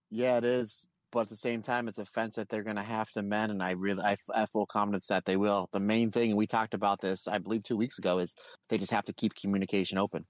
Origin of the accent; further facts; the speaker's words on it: Old Forge, Pennsylvania, United States; moved away; my hometown of Old Forks, Pennsylvania